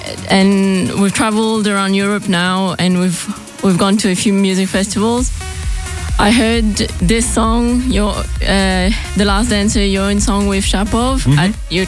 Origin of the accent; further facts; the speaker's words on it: Mauritius; also born or lived in Melbourne, Australia; now in Australia; I'm from Mauritius